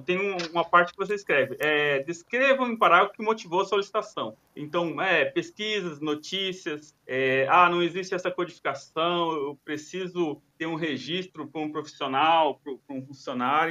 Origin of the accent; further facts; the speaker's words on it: Mato Grosso, Brazil; brasileiro, Mato Grosso